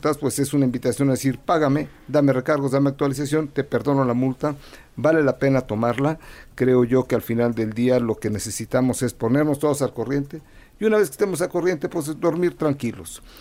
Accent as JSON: {"language": "Spanish", "region": "Puebla", "country": "Mexico", "said": "soy de Puebla y estoy triste porque nada más empata y empata."}